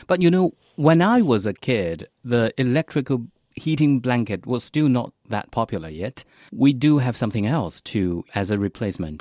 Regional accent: Hangzhou, Zhejiang, China; English is a second language; moved away; I am from Hangzhou City.

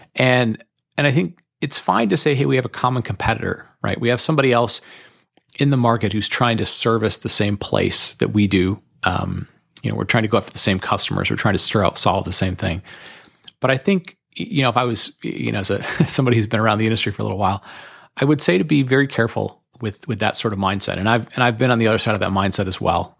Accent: Detroit, Michigan, United States; I grew up in Detroit, Michigan

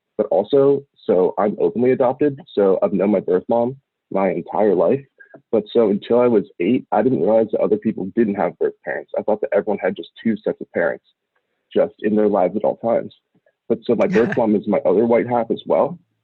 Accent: Portland, Oregon, United States; I was raised in Portland, Oregon

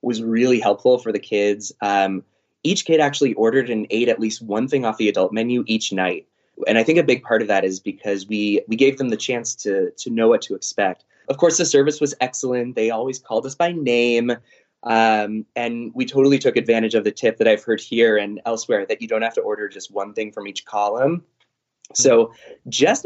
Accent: San Diego, California, United States; we're from San Diego.

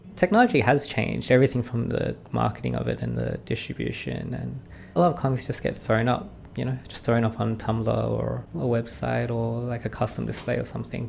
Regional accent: Australia; moved away as an adult; now in New York, United States; I've come back home to my hometown

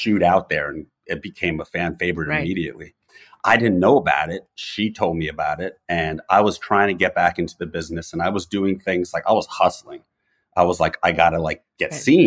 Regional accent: New York, United States; I was in New York, so I'm born and raised in New York

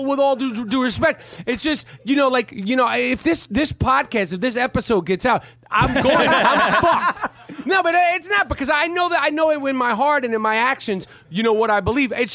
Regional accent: New York City, New York, United States; growing up in New York City, it's like growing up around transsexuals, blacks, Puerto Ricans, gays, you know, Chinese, Koreans, Greek

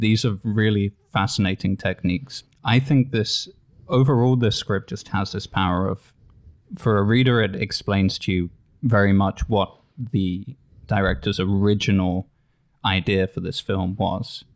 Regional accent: England, United Kingdom; as an English person

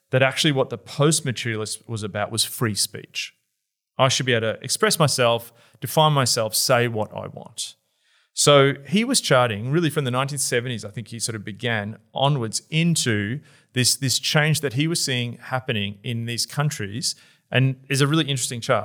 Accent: Australia; also born or lived in Melbourne; as an Australian who lives in Melbourne

